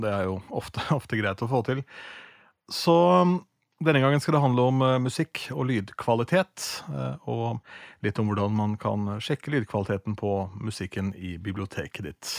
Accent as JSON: {"language": "Norwegian", "town": "Askim", "region": "Viken", "country": "Norway", "tie": "born or raised there", "said": "besøkte da ungdomsklubben hjemme i Askim"}